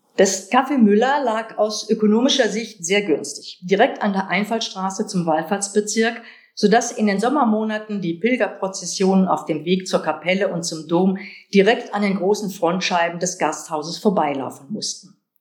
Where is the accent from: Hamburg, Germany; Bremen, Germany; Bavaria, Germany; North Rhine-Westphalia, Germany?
North Rhine-Westphalia, Germany; Kevelaer; moved away; Kevlar, meinen Geburtsort